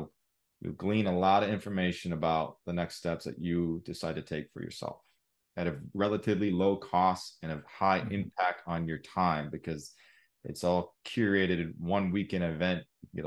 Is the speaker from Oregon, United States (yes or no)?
yes; Oregon, United States; I grew up in Oregon, like I said, something about being in nature is just incredible.